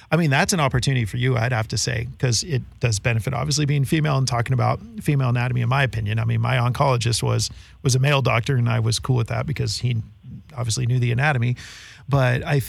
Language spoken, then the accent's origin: English; San Francisco, California, United States; growing up in San Francisco